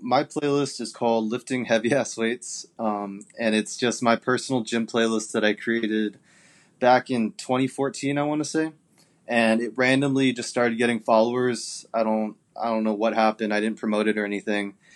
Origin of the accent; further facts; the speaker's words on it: Japan; now in Arizona, United States; I'm from Japan originally, but I'm living in Arizona right now.